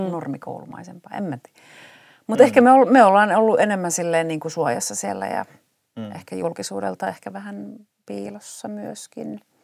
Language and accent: Finnish; Kuopio, North Savo, Finland; moved away as an adult; also born or lived in Oulu; now in Turku, Finland; mä oon Kuopiosta kotoisin, me oltiin siellä viisi ensimmäistä elinvuotta, niin sitten me muutettiin sen työn perässä Ouluun. Ja tota, no sitten muutettiin takaisin Kuopioon